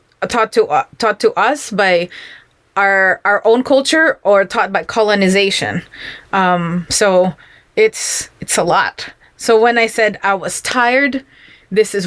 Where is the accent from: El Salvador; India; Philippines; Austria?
Philippines; I'm Filipino